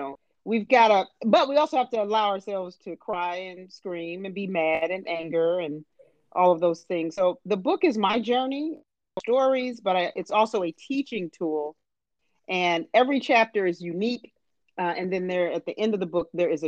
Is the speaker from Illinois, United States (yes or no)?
yes; Harvey, Illinois, United States; we're from Chicago, South Suburb, Harvey, Illinois